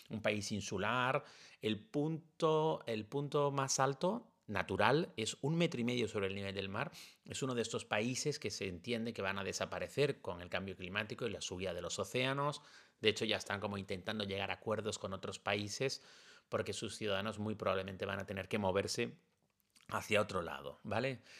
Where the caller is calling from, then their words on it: Valencian Community, Spain; de la Comunidad Valenciana.